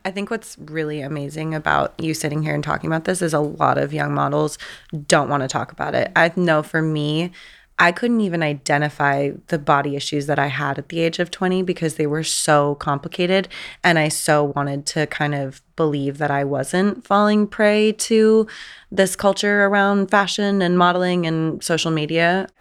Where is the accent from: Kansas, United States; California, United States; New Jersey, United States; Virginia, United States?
California, United States; San Diego; I grew up in San Diego